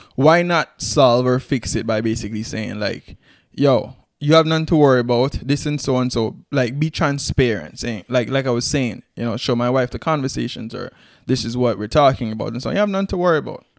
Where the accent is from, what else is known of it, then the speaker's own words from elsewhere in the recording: Antigua & Barbuda; we're Antiguan, proud Antigans